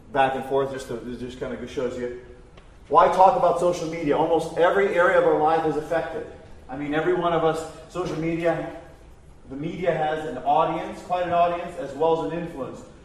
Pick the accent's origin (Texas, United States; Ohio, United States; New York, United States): Ohio, United States; Mansfield; I'm from Mansfield, Ohio.